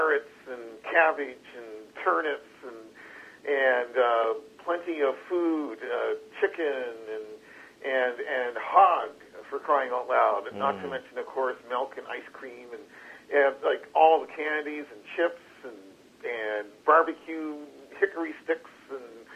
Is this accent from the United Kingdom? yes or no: no; Halifax, Nova Scotia, Canada; also born or lived in Windsor Plains, Nova Scotia; now in Toronto, Canada; I grew up in the city of Halifax, to be precise, in the north end of Halifax in the 1960s